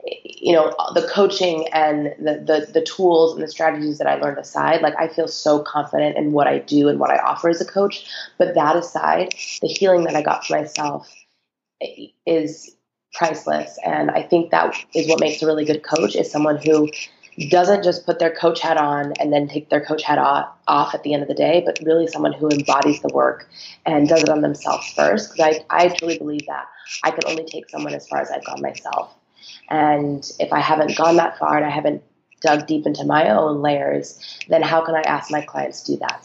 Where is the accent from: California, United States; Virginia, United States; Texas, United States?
California, United States; Phelan; now in Los Angeles, United States; I actually grew up in a tiny little desert town